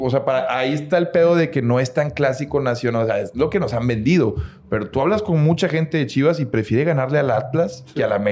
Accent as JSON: {"language": "Spanish", "country": "Mexico", "said": "como mexicanos"}